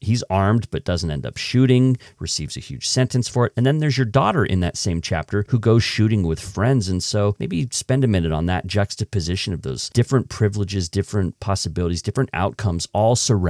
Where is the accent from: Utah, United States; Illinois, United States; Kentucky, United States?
Utah, United States; I grew up here in Utah where there's a fairly robust gun culture